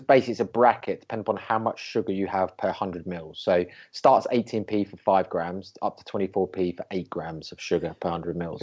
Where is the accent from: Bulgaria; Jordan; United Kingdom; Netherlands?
United Kingdom; I'm British